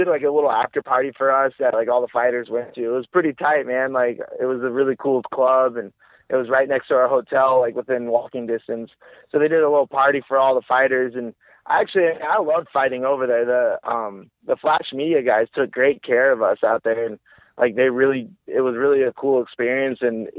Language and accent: English; Washington, United States; moved away as an adult; also born or lived in California / Utah; now in Bay Area, United States; I was born in California, grew up in Washington, went to college out in Utah, then stayed and trained, and then now I'm back in the Bay Area.